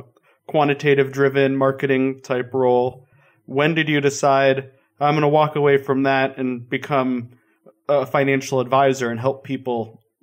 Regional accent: Minnesota, United States; moved away; also born or lived in Denver, Colorado; I like the Vikings, which is one state over. That's where I was born.

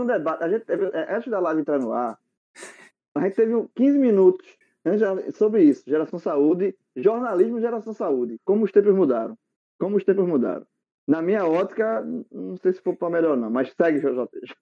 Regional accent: Barbacena, Minas Gerais, Brazil; quando eu era pequeno, uma criança, quando eu era pequeno lá em Barbacena

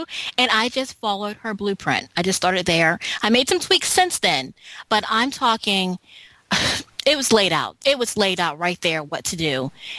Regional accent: Philadelphia, Pennsylvania, United States; now in Charlotte, United States; So I read her story and I moved to Charlotte, North Carolina, and I came from Philadelphia, and I don't have a license

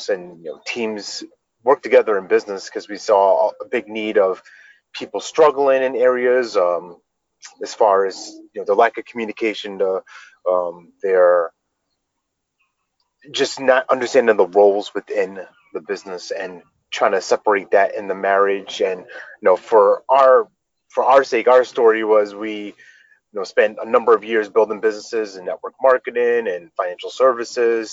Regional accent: New York, United States; moved away as an adult; now in North Carolina, United States; We grew up in New York

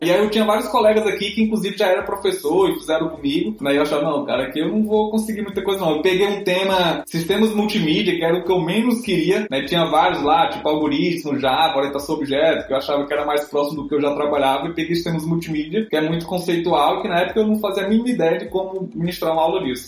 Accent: near Picos, Piauí, Brazil; moved away as an adult; also born or lived in Brasília; no campus de Picos, que é aqui mesmo na, na cidade próxima de onde eu nasci, onde eu me criei

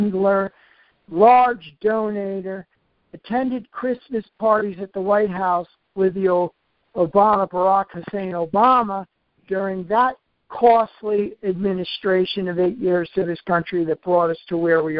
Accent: New York, United States; I'm from New York

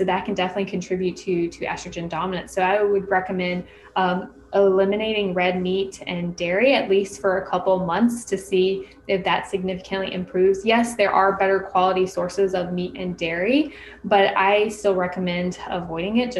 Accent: North Florida, United States; I grew up in the South, North Florida, which is like South Alabama

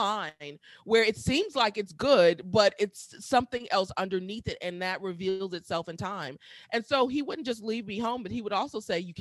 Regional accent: Milwaukee, Wisconsin, United States; moved away as an adult; also born or lived in Atlanta / Washington, D.C.; going back to Milwaukee. That's where I'm from, in Milwaukee

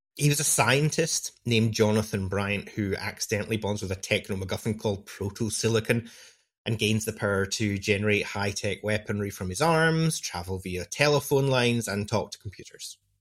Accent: United Kingdom; I, as a British person

